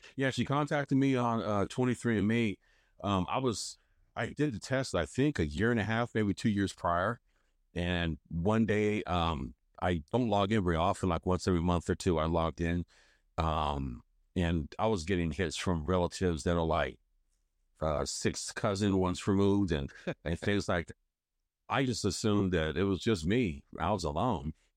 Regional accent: Hagerstown, Maryland, United States; I was born in Hagerstown, Maryland

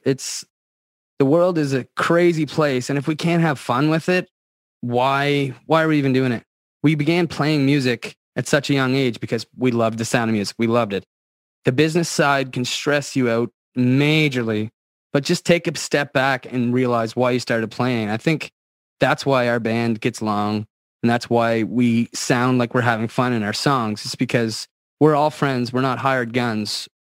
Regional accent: Antigonish County, Nova Scotia, Canada; I grew up in Antigonish County

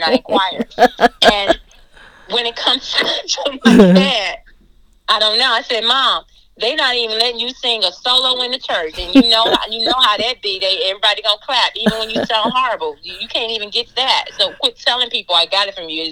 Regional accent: Galveston, Texas, United States; now in Houston, United States; originally, I'm from Galveston. I grew up in Galveston, and, you know, I'm here in Houston

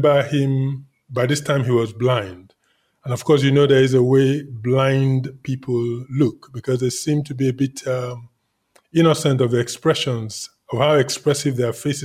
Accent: Lagos, Nigeria; also born or lived in Jos / Asaba; I went to primary secondary school in Lagos

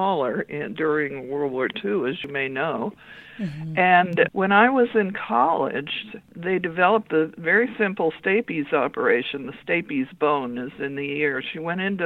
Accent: Los Angeles, California, United States; moved away as an adult; now in Whidbey Island, United States; I was born in California and lived there except for a couple of years, most of my life.

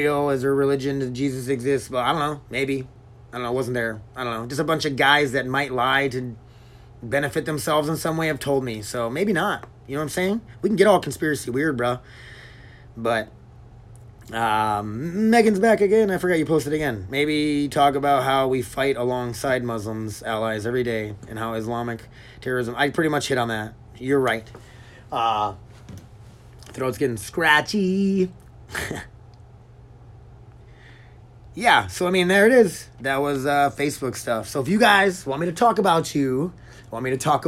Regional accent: Milbank, United States; growing up in Milbank

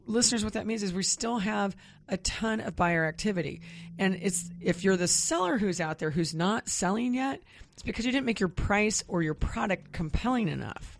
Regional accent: Kansas near Wichita, United States; moved away; I grew up mostly in Kansas near Wichita

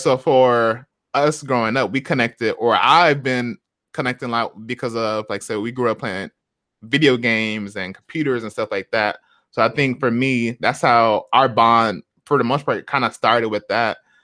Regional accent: Flint, Michigan, United States; moved away as an adult; now in Seattle, United States; we were raised in Flint

